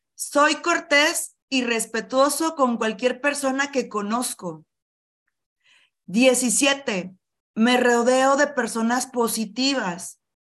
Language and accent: Spanish; Monclova, Coahuila, Mexico; soy de Moncloa, Coahuila, del norte del país de México, cerca de Monterrey